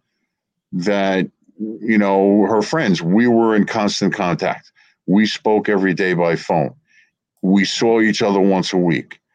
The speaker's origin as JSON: {"language": "English", "town": "Verona", "region": "New Jersey", "country": "United States", "tie": "born or raised there", "said": "where I grew up in Verona"}